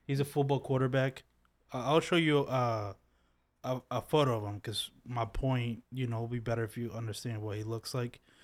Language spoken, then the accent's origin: English; Philadelphia, Pennsylvania, United States; I'm from Philly